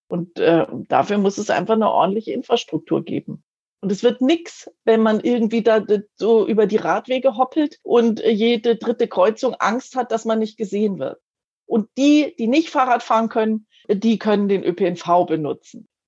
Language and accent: German; Munich, Bavaria, Germany; ich bin äh, Münchnerin, ich wohne hier schon ganz lang